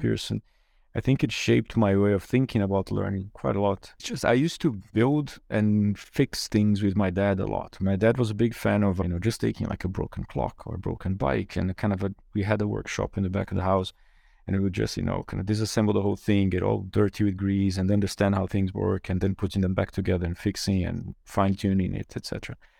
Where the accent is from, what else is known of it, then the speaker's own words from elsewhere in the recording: Brazil; English is a second language; moved away as an adult; also born or lived in Germany; I grew up in Brazil and went to university there.